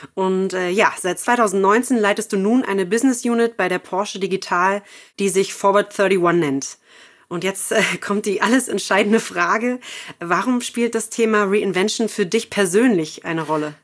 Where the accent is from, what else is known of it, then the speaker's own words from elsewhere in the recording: Berlin, Germany; ich komme ja auch aus Berlin